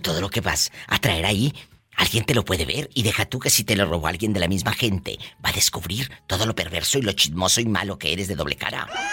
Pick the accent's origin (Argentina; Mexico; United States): Mexico; como decimos en México